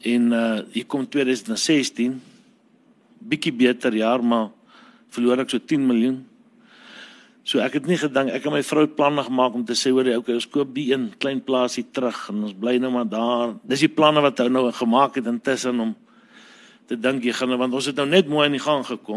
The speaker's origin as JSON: {"language": "Afrikaans", "town": "Parys", "region": "Free State", "country": "South Africa", "tie": "born or raised there", "said": "ons het in Parys groot geword, eintlik hier by Douwer op 'n plaas"}